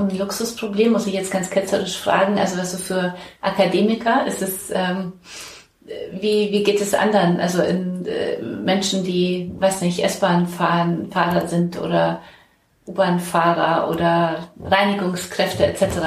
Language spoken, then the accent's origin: German; Bavaria, Germany; now in Hamburg, Germany; ich komme ja aus Bayern